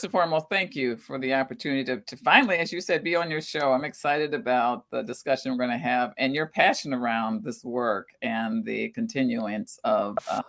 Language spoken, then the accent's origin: English; Minneapolis, Minnesota, United States; also born or lived in St. Louis, Missouri; I actually grew up in the Twin Cities. I moved here from St. Louis, Missouri, I'm a North Sider. I'm from the North Side. I attended Marshall University High School